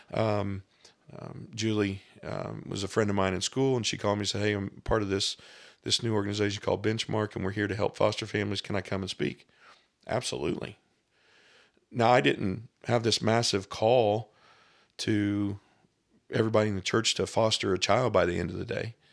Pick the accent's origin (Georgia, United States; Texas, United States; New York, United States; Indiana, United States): Indiana, United States; Scott County, Southern; I grew up here in Southern Indiana